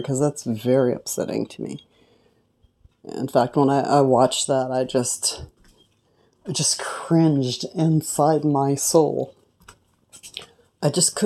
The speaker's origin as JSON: {"language": "English", "region": "California", "country": "United States", "said": "I'm from California."}